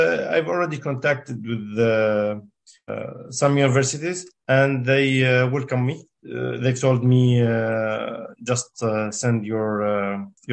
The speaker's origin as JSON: {"language": "English", "country": "Syria", "second_language": "English", "moved": "as an adult", "lives_now": "United Kingdom", "said": "I'm from Syria. I came here about two years ago."}